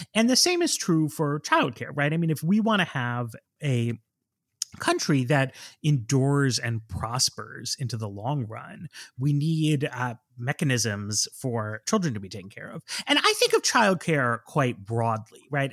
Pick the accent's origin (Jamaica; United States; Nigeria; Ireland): United States; I am an American